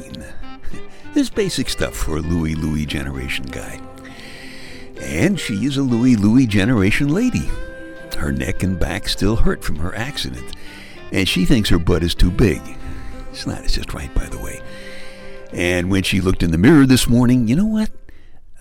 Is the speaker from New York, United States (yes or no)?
yes; New York City, New York, United States; I am from Brooklyn